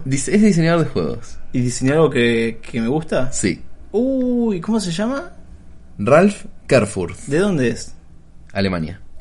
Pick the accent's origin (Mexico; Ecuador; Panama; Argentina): Argentina; Bahía Blanca, Buenos Aires Province; ya lo hemos explicado, nosotros somos de Bahía Blanca, en Homoludens va a estar auspiciando eh, la instancia local acá en Bahía.